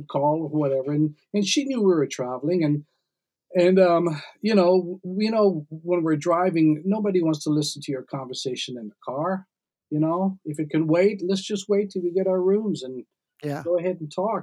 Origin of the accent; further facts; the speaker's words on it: Trinidad & Tobago; moved away; also born or lived in Canada; My mom and dad, of course, we're all from Trinidad.